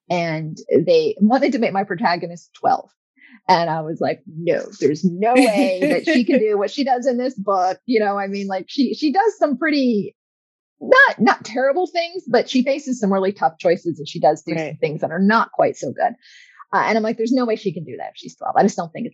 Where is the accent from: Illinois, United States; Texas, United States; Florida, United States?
Florida, United States; moved away as an adult; also born or lived in Georgia; I'm a Florida gal. I grew up in Florida.